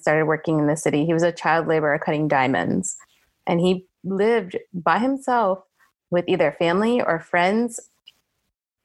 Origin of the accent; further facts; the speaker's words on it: New Jersey, United States; I grew up in North Jersey in the land of literally they filmed The Sopranos in my town